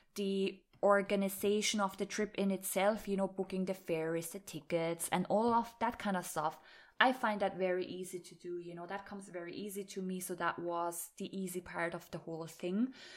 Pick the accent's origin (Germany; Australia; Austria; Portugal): Austria; moved away as an adult; also born or lived in Ireland; I was talking German to them because I am from Austria